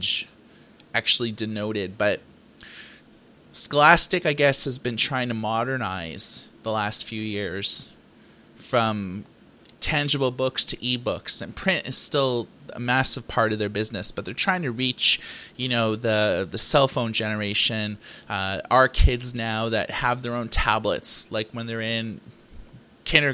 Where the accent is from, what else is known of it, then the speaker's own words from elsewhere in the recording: Thunder Bay, Ontario, Canada; Growing up in Thunder Bay, Ontario, Canada